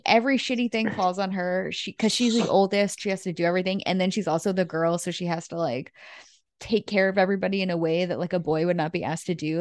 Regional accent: New England, United States; growing up in New England for me there were no wolves

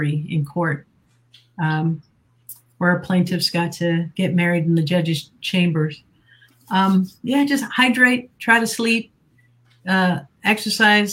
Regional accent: Bay County, Florida, United States; I grew up in Bay County, Florida

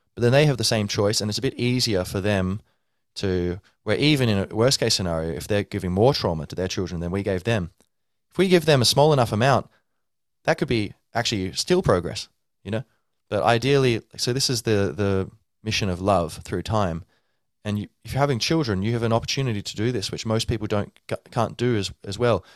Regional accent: Ireland; I'm like Irish

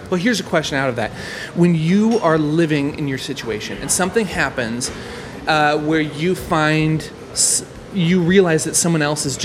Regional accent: Nebraska, United States; I grew up in Nebraska.

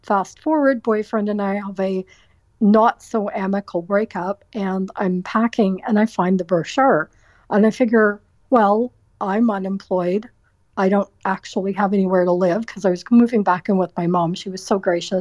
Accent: Waterloo, Ontario, Canada; moved away as an adult; also born or lived in Welland, Ontario; now in Toronto, Canada; I grew up in Waterloo, Ontario, and I went to school there

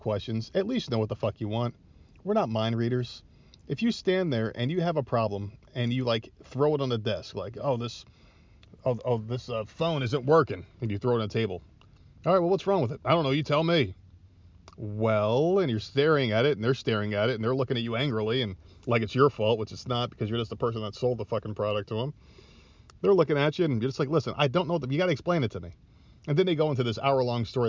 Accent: New Jersey, United States; now in Myrtle Beach, United States; now I live in the South, I'm from Jersey originally

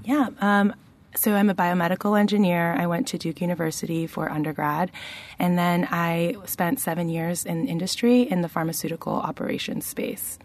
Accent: Toronto, Ontario, Canada; moved away as an adult; now in Charlottesville, United States; I am the daughter of two Asian Peruvian immigrants, and I grew up in Toronto, Canada

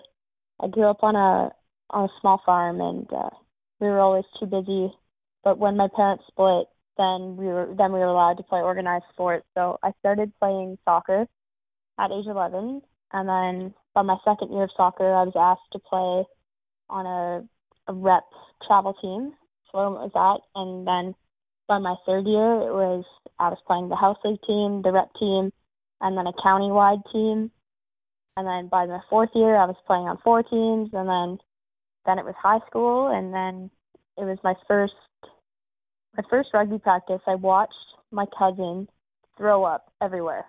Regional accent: Port Elgin, Ontario, Canada; I'm originally from Port Elgin, Ontario.

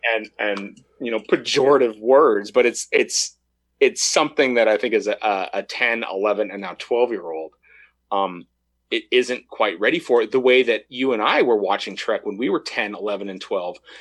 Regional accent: United States; growing up in America

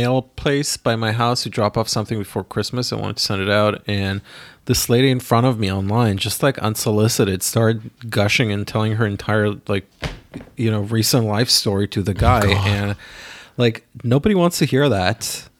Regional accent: Israel; now in New York, United States; Sorry, I grew up in Israel.

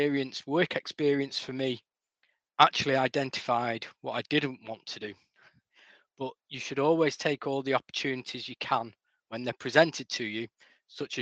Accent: Macclesfield, North West England, United Kingdom; my hometown of Macclesfield

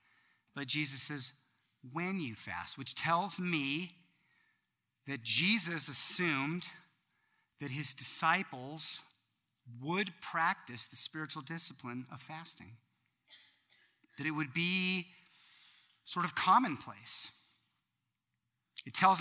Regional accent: United States; as Americans

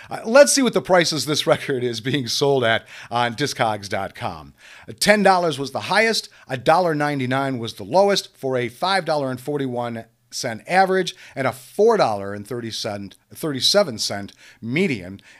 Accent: Iowa, United States; I have written about my home state in many of the other mediums, so why not in a musical comedy? My home state is Iowa, by the way

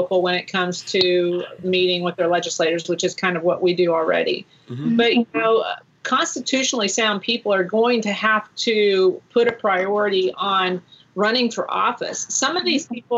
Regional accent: Tulsa, Oklahoma, United States; I'm from Tulsa

